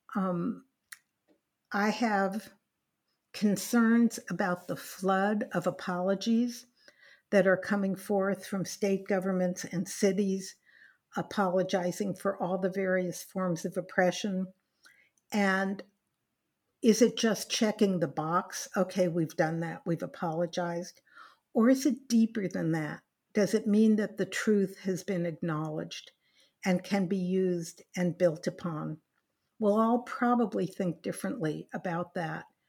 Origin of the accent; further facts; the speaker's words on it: Los Angeles, California, United States; also born or lived in Berkeley, California; I grew up in California. I went to high school, public high school